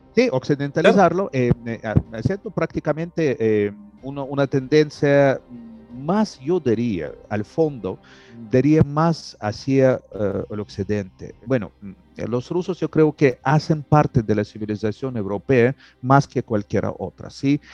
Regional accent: Asian part of Russia, Siberia, Russia; Spanish is a second language; moved away; yo nací en una parte asiática de Rusia, yo nací en Asia

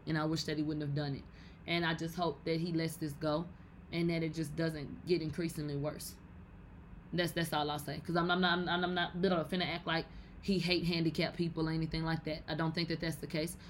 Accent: Texas, United States; I'm from Texas

